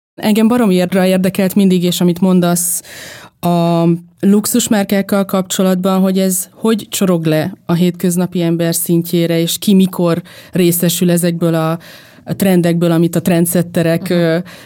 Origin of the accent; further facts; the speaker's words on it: Veszprém, Veszprém County, Hungary; moved away; egy Veszprémben nőttem fel